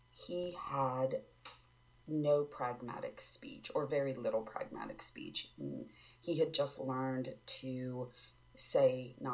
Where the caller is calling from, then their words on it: Maryland, United States; I'm from Maryland.